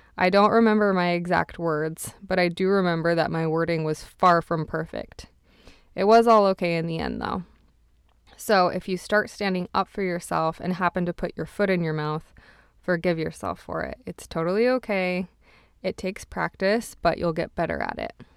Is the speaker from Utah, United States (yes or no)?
yes; Utah, United States; now in Montreal, Canada; I was from Utah